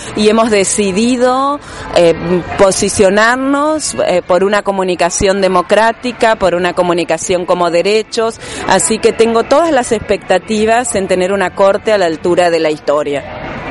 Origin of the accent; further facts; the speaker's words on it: Argentina; nosotros, los argentinos